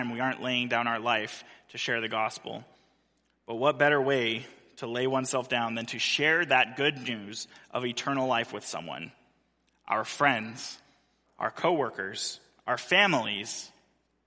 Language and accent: English; Central California, United States; moved away; the church that I grew up in Central California